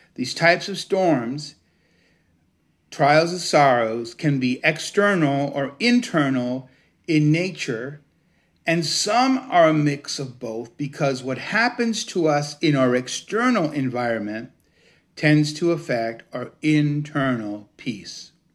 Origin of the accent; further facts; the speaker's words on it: Cuba; also born or lived in United States; now in Connecticut, United States; I wasn't born in the United States, I was born in Cuba